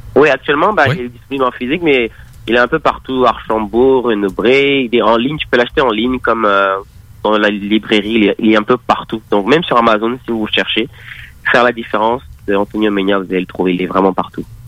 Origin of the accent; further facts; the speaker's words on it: Paris, Île-de-France, France; moved away as an adult; now in Montreal, Canada; je suis né en, France, donc à Paris